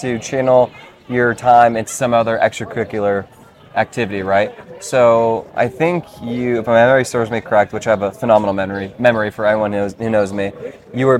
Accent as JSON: {"language": "English", "area": "Mid-Peninsula, Bay Area", "region": "California", "country": "United States", "tie": "born or raised there", "said": "we are both from the Bay Area. We're from the Mid-Peninsula, which is between San Jose and San Francisco, right in the middle."}